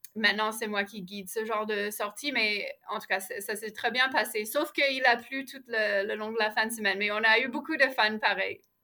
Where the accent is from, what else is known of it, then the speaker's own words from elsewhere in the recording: Ottawa, Ontario, Canada; now in Montreal, Canada; je suis née à Ottawa, j'ai grandi là